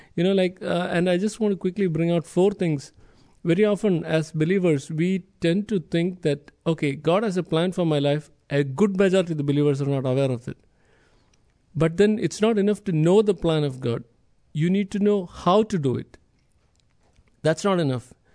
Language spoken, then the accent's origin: English; India; moved away; I'm from India, the other end of the world, literally